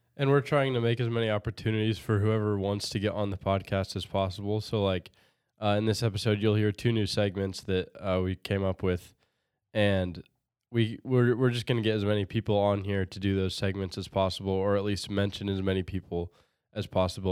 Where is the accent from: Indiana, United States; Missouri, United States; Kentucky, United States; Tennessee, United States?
Indiana, United States; Berne; also born or lived in Bluffton, Indiana; I then moved to Bern and went to the Mennonite preschool and then went to South Adams ever since.